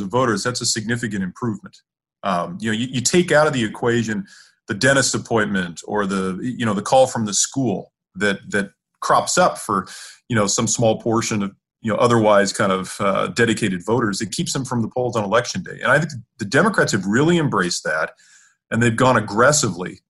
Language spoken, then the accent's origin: English; California, United States; I grew up in California